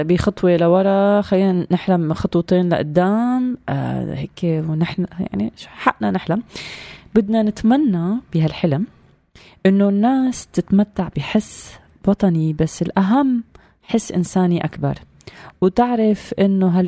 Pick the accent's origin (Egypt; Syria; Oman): Syria; ان شاء الله هالامنيات كلها تتحقق آه، نعمر انفسنا وهالجسور ما بين بعضنا كلنا كسوريين وكبشر قبل ما نكون حتى سوريين